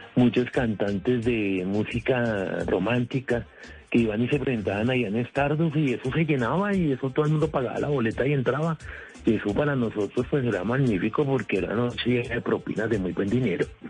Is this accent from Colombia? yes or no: yes; Colombia; lucho por mis hijos y por mi familia para poder trabajar como todo colombiano